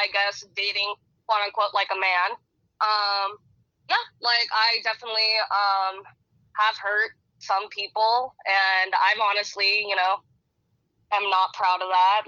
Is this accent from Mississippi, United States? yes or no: no; San Francisco, California, United States; moved away as an adult; now in Austin, United States; I'm from San Francisco, California